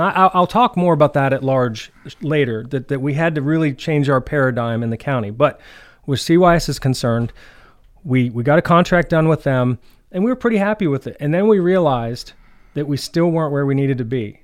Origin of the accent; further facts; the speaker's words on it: Clearfield, Pennsylvania, United States; moved away as an adult; now in DuBois, United States; I was born and raised in Clearfield